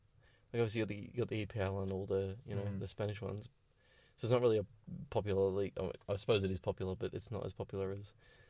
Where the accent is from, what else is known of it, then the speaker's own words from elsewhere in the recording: Melbourne, Victoria, Australia; being an Aussie